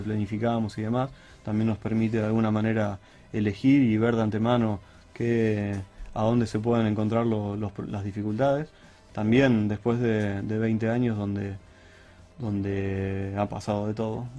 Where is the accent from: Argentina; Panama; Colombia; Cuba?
Argentina; como argentino